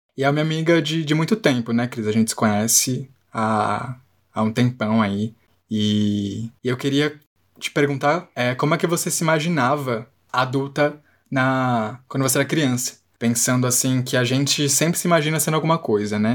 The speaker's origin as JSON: {"language": "Portuguese", "region": "São Paulo", "country": "Brazil", "tie": "born or raised there", "said": "de ter nascido em São Paulo"}